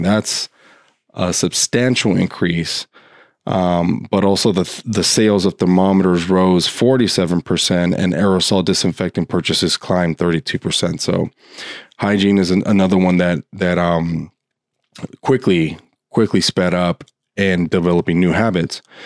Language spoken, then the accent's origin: English; Los Angeles, California, United States; my home state and also in my hometown of Los Angeles